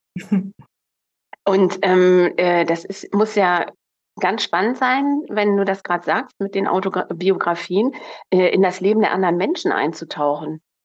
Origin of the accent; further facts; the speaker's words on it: Northern Germany, Germany; also born or lived in Munich; als Norddeutsche nach Bayern